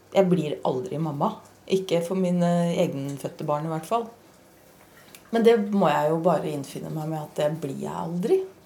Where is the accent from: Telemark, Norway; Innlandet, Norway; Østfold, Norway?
Østfold, Norway; Hvaler